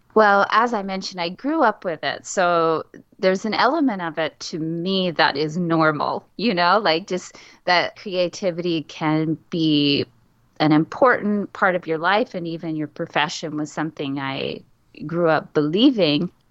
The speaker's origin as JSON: {"language": "English", "town": "San Antonio", "region": "Texas", "country": "United States", "tie": "born or raised there", "said": "I grew up in San Antonio, Texas"}